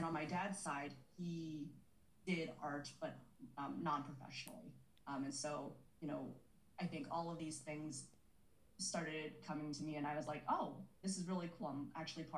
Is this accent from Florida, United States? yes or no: no; San Francisco, California, United States; I grew up in San Francisco, born and raised